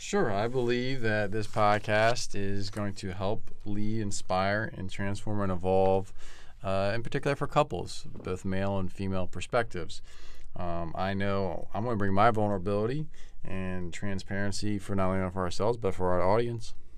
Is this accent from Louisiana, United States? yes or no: no; Bucks County, Pennsylvania, United States; now in Southern California, United States; grew up in Bucks County area